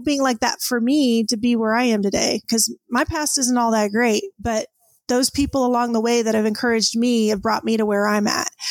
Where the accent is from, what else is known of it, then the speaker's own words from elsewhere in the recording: San Diego, California, United States; moved away as an adult; also born or lived in Orange County, California; now in Plainview, United States; I grew up in Southern California. I was born in Orange Orange County, but then okay. uh, eventually, I think about age three, my parents moved to San Diego